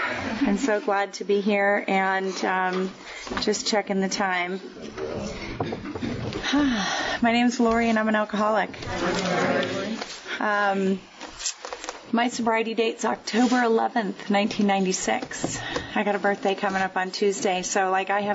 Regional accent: Connecticut, United States; now in Park City, United States; I grew up in Connecticut, just outside New York City, about 45 minutes outside in Manhattan

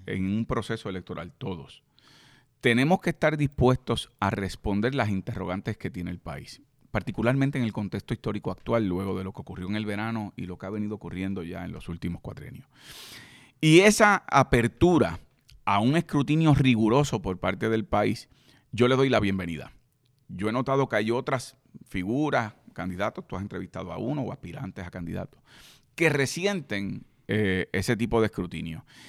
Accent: Puerto Rico; yo soy puertorriqueño y creo en la independencia de mi país

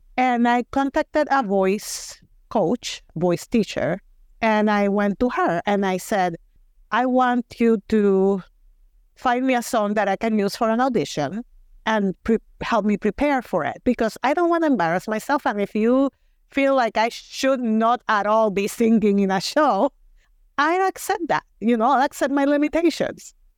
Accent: Mayagüez, Puerto Rico; accent: Puerto Rican; English is a second language; moved away as an adult; now in Wisconsin, United States; I went to a private Catholic school in my hometown of Mayagüez, Puerto Rico

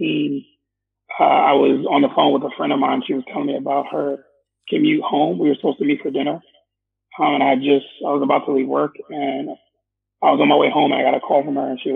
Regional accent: New York City, New York, United States; born or raised there; also born or lived in Staten Island, New York

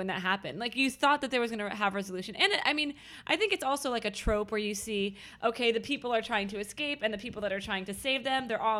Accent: near Philadelphia, Pennsylvania, United States

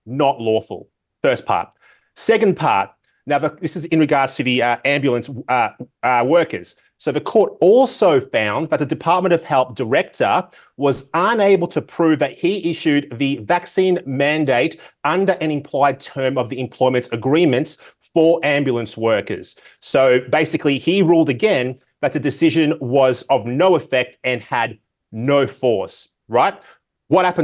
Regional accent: Victoria, Australia; In my home state of Victoria, where I live

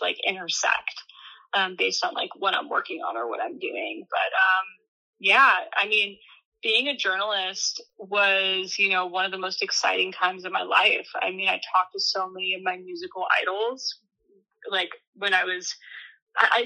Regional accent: Southern California, United States; growing up in Southern California

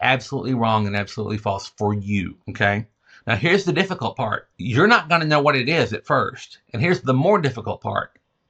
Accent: the American South, United States; I'm a Southerner

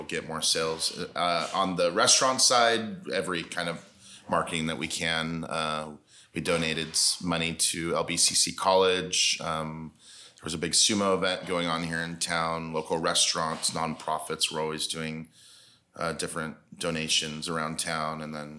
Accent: United States; I'm American man.

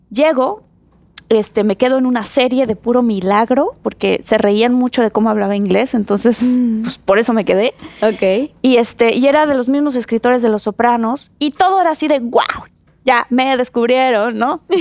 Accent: Mexico; moved away as an adult; now in United States; soy mexicana.

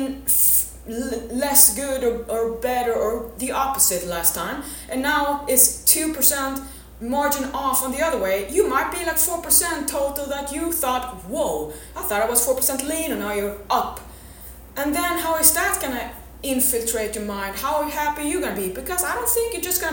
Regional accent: Sweden; I'm from Sweden

